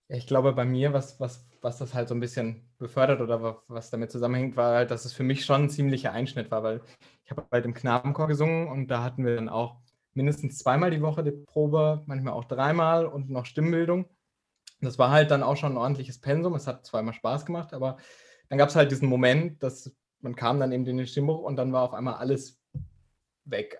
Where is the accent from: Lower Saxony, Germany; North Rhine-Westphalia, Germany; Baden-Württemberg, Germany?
North Rhine-Westphalia, Germany; Dortmund; ich komme ja aus Dortmund